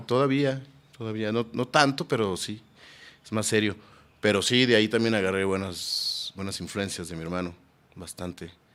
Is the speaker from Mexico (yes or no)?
yes; Guadalajara, Jalisco, Mexico; yo nací en Guadalajara.